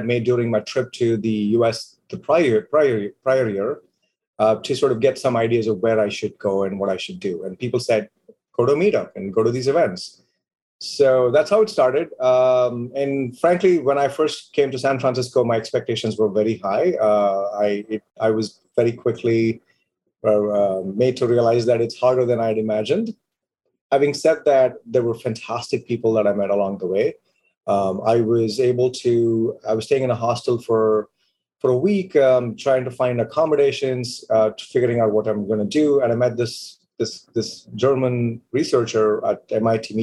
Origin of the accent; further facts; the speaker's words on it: India; moved away as an adult; now in United States; I decided to stay in my home country, build businesses, and make an impact